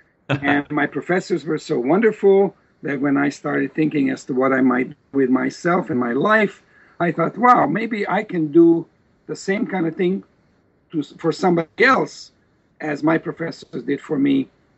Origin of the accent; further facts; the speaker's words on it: Novi Sad, Vojvodina, Serbia; moved away as an adult; also born or lived in Osijek, Croatia / Belgrade; At the age of four, my parents moved to Serbia, to a region called Vojvodina, Novi Sad. That's where I went to, elementary school, middle school, high school. Then I went to Belgrade University, to the law school.